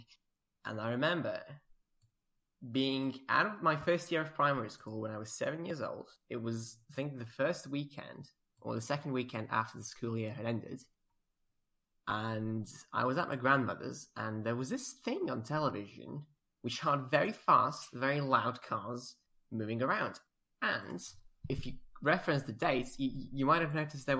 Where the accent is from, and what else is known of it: Croatia; born or raised there